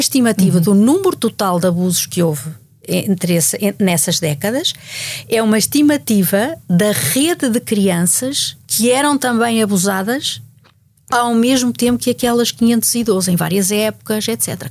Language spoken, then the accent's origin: Portuguese; Portugal; como portuguesa e como mulher